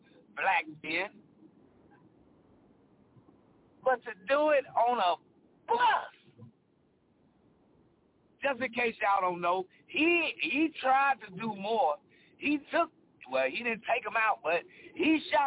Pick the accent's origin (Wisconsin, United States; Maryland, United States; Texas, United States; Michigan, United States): Texas, United States; Dallas; now in Arizona, United States; I grew up in Dallas, Texas.